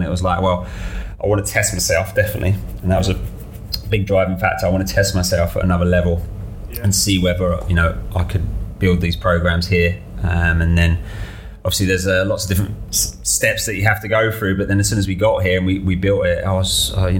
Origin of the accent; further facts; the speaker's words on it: Brighton, South East England, United Kingdom; I've lived in Brighton all my life.